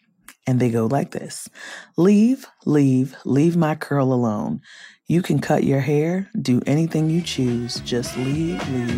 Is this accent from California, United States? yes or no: yes; Compton, California, United States; growing up in Compton in the 90s.